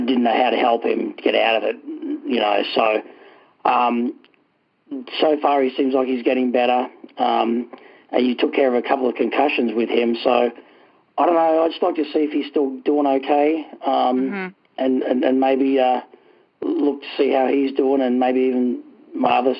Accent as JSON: {"language": "English", "country": "Australia", "moved": "yes", "lives_now": "Nashua, United States", "said": "I'm originally from Australia. I came over here in 2000, the year 2000"}